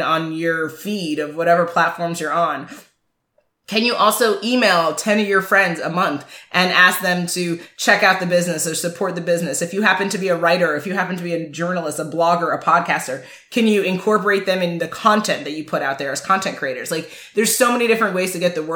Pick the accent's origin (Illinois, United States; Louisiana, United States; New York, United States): New York, United States; New York City; growing up in Manhattan